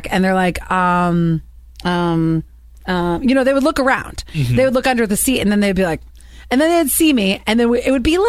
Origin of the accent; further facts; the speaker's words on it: Cleveland, Ohio, United States; I grew up in Cleveland, Ohio